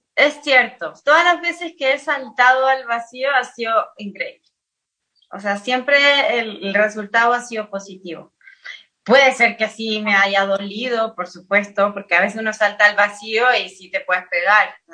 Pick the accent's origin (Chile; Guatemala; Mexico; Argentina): Chile; nací en Chile, eh, todos mis papás ya nacieron en Chile, pero todos mis ancestros son italianos